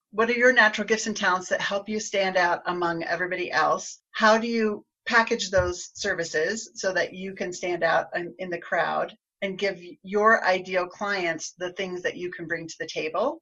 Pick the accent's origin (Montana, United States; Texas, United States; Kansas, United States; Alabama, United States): Kansas, United States; Garden City; now in Colorado, United States; I grew up in the southwest corner of, of Kansas in a town called Garden City